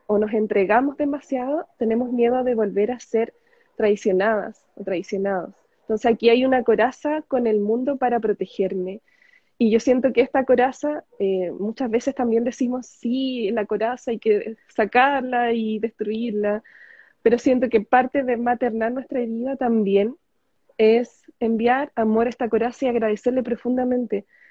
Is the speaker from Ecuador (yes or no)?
no; Chile; soy chilena. Actualmente estoy en Chile